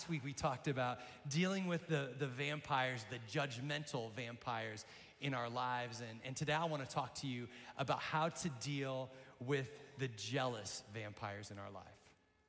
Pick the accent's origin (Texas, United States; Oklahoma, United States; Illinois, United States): Illinois, United States; Central; also born or lived in Wentzville, Missouri; I'm excited to be part of the pastoral team. I was basically born and raised here in Central Illinois, except for a couple of years where my mom and I, we lived in Missouri, just outside of St. Louis.